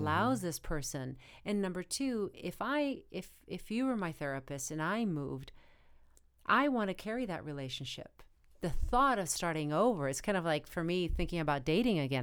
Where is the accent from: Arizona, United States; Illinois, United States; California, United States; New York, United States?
Arizona, United States; moved away; I come from a really small town in Arizona